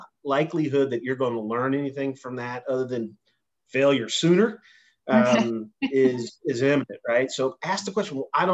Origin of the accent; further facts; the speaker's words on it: Indiana, United States; I grew up in Indiana.